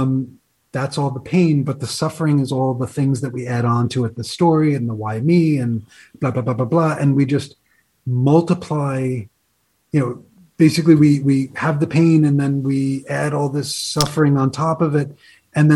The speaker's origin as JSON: {"language": "English", "region": "New York", "country": "United States", "moved": "as an adult", "said": "I'm from New York originally"}